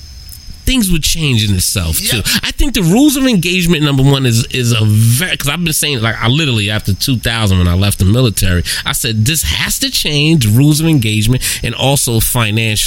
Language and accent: English; New York City, New York, United States; I'm born and raised in New York, Queens, New York